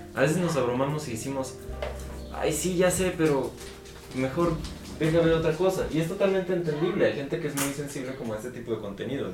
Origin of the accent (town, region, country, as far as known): Mexico